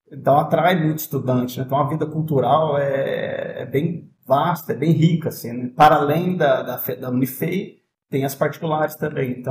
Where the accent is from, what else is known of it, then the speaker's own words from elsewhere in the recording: Itajubá, Minas Gerais, Brazil; moved away as an adult; Itajubá. É, Itajubá. Sul de Minas. Legal. E eu vivi em Itajubá até os 18 anos, né? Até os 18 anos ali, eu meus, tenho mais dois irmãos, eu sou caçula.